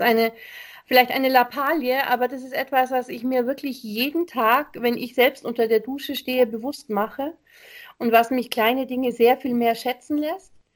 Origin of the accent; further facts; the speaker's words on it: Germany; bei uns in Deutschland